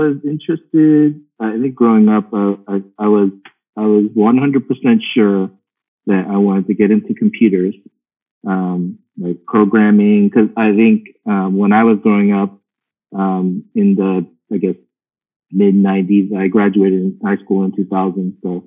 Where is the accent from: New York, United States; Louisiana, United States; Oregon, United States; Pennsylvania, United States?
Pennsylvania, United States; Pittsburgh; I grew up in Pittsburgh